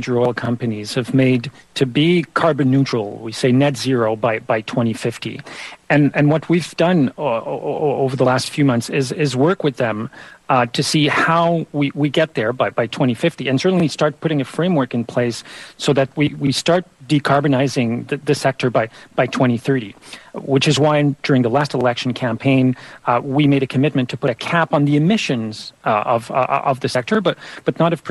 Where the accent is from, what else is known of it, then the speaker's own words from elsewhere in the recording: Quebec, Canada; provinces like my own in Quebec and here where I am in British Columbia